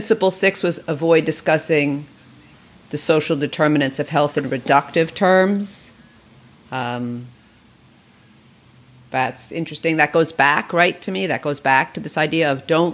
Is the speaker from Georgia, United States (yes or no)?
no; New York, United States; I'm from New York